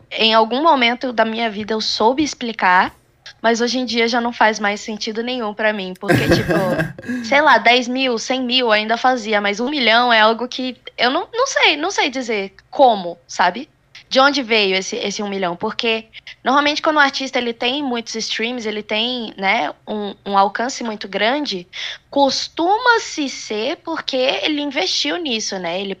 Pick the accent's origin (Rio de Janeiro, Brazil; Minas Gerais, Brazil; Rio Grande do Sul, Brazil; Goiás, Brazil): Goiás, Brazil; also born or lived in Espírito Santo; Eu fui criada em Goiás. Eu fui criada no interior de Goiás. É, tenho ali a pegadinha do sertanejo, que eu guardo pra mim.